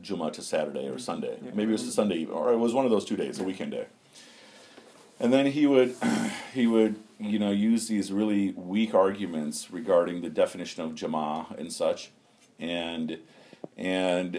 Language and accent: English; United States; growing up in America